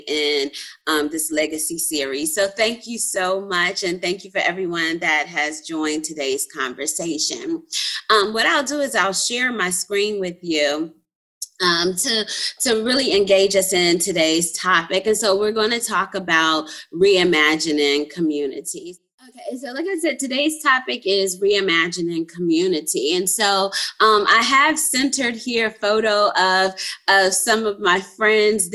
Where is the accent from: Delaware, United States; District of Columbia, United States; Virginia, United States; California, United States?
Virginia, United States; Petersburg; I'm a native of Petersburg, Virginia, very proud to be a native of Petersburg, Virginia